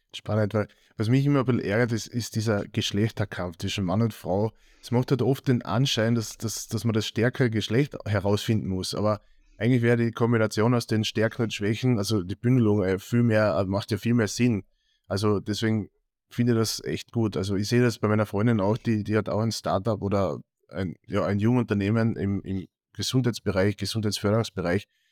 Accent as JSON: {"language": "German", "country": "Austria", "said": "bei uns in Österreich"}